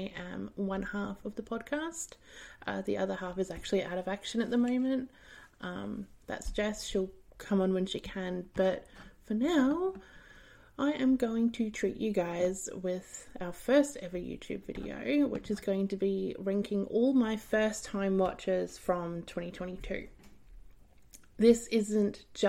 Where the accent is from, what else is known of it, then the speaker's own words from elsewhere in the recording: Australia; I'm from Australia